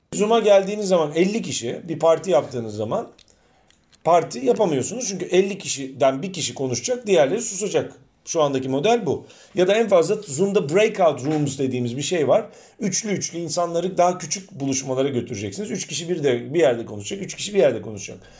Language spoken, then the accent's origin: Turkish; Istanbul, Turkey; first language Turkish; moved away as an adult; now in Cardiff, United Kingdom; ben hani kendimi yıllarca İstanbullu olarak tanımlamıştım. Hani her şeyden önce İstanbulluyum.